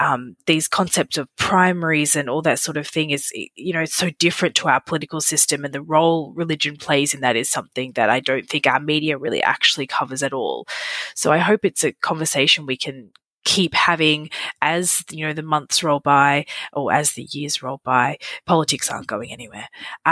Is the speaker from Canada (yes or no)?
no; Australia; as an Australian